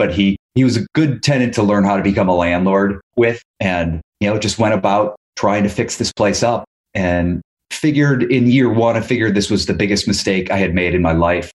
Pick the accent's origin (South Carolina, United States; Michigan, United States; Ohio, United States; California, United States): Ohio, United States; also born or lived in New York; now in Los Angeles, United States; I'm originally from Ohio